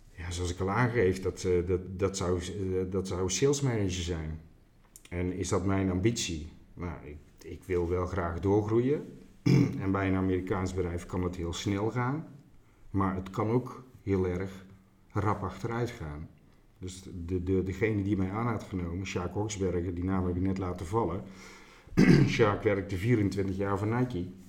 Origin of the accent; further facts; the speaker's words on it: Veghel, North Brabant, Netherlands; ik ben een Brabander, ik kom uit Veghel